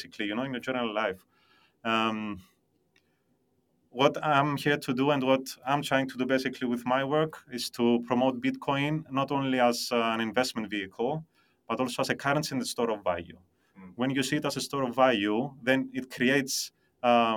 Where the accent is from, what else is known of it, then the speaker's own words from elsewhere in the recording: Cyprus; also born or lived in London; I was born and raised in Cyprus